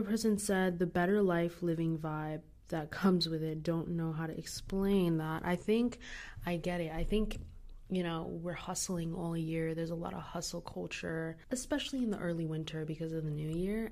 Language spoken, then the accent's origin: English; United States; Growing up in America